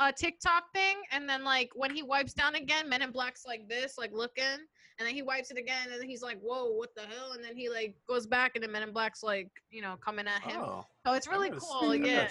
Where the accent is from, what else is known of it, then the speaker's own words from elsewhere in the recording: Bronx, New York, United States; like just cause I'm from the Bronx doesn't mean I need to act like ratchet.